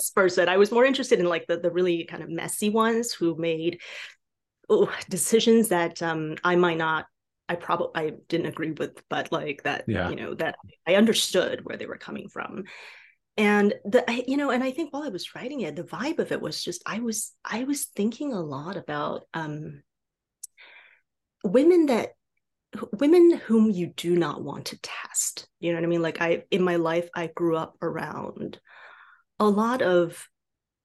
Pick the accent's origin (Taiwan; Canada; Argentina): Taiwan; first language Mandarin; English is a second language; moved away; I was born and raised in Taiwan. So I spoke Chinese, right? Specifically, I spoke Mandarin before I spoke anything else.